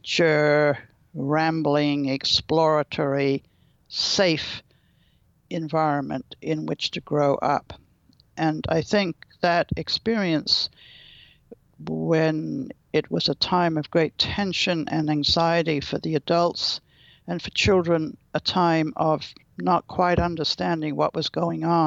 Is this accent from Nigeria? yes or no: no; London, United Kingdom; moved away as an adult; also born or lived in Buckinghamshire, England; now in Berkeley, United States; My childhood was during the Second World War in England. I was evacuated from London